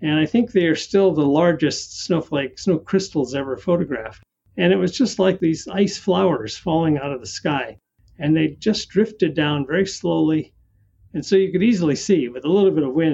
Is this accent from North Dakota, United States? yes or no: yes; North Dakota, United States; also born or lived in Southern California; now in California, United States; I grew up in North Dakota. It's always windy in North Dakota